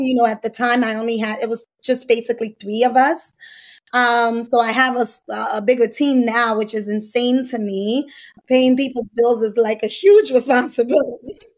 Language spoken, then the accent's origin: English; New York, United States; I'm from New York